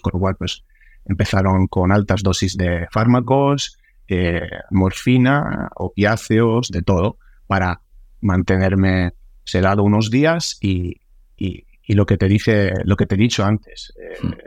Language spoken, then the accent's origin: Spanish; Sicily, Italy; now in Spain; mi familia que, venía corriendo desde, desde Sicilia, porque viven, viven ahí, yo soy italiano, soy de ahí